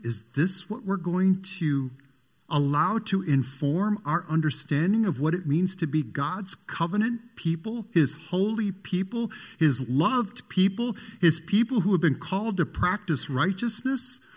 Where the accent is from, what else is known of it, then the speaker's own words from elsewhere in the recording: Michigan City, Indiana, United States; when I was a little boy, I grew up in Michigan City, Indiana